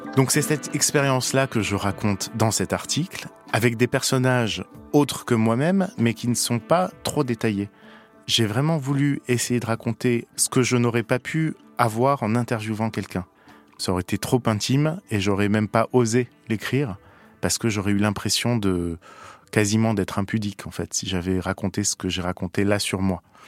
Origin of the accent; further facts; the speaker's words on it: Paris, Île-de-France, France; je suis parisien